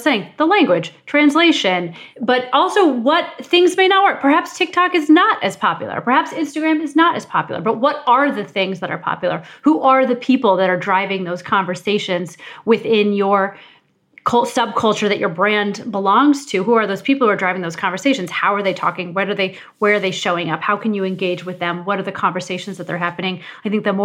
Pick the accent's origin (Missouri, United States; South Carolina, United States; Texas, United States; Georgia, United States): Missouri, United States; moved away as an adult; also born or lived in Ohio; I grew up in Missouri. I'm not from New York